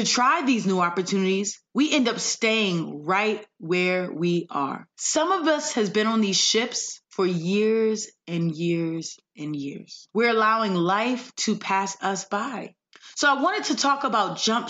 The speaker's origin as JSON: {"language": "English", "town": "Windsor", "region": "Connecticut", "country": "United States", "tie": "born or raised there", "also_born_or_lived": "Hartford, Connecticut", "moved": "yes", "said": "I'm from Hartford, Connecticut, and grew up in Windsor"}